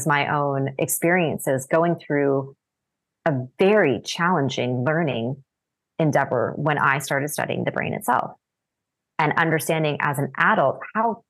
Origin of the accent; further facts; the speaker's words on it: Canada; moved away as an adult; also born or lived in Japan; I had to take French as a Canadian. We're taught French from a young age.